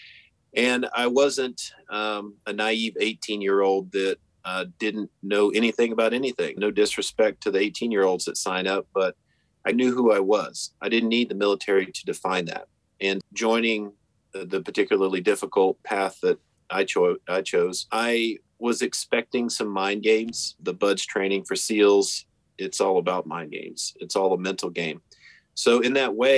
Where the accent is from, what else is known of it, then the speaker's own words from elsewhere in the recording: the Carolinas, United States; also born or lived in Kansas; But at 6 years old, my father moved us out to the Carolinas where he's from. And that's where I really grew up